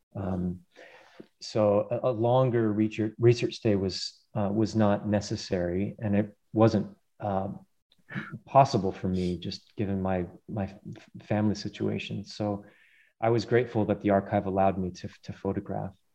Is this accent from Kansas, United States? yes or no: no; Colorado, United States; I grew up in uh, mainly in Colorado uh, on the plains and then spending lots of time in the Rockies